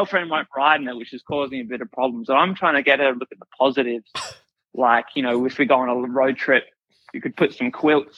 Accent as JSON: {"language": "English", "town": "Melbourne", "region": "Victoria", "country": "Australia", "said": "I'm from Melbourne"}